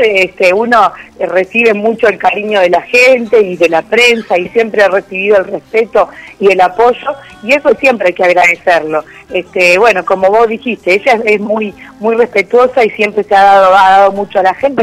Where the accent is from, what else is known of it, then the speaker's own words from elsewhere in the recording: Argentina; somos argentinos